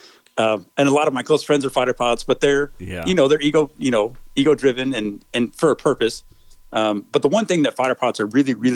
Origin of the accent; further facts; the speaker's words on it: Northern California, United States; moved away as an adult; also born or lived in Denver, Colorado / San Jose, California / Modesto, California / North Carolina; now in Goldsboro, United States; So I was born in Denver, Colorado, spent like 3 years there, and then moved to California